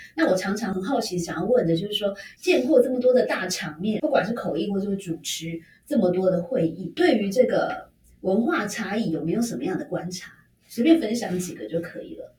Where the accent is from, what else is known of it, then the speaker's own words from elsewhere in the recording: Taiwan; 我们台湾人